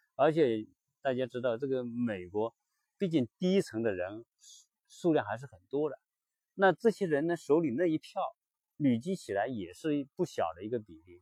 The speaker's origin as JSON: {"language": "Chinese", "country": "China", "said": "我们作为中国人来说"}